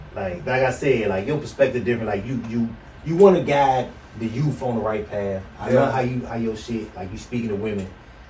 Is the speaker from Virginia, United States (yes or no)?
yes; Virginia, United States; We went to Vegas. We from Virginia.